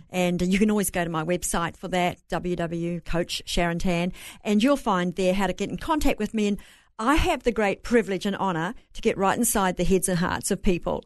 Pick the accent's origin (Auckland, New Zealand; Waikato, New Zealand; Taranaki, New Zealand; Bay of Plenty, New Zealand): Bay of Plenty, New Zealand; accent: Kiwi; moved away; I'm from New Zealand, raised on a farm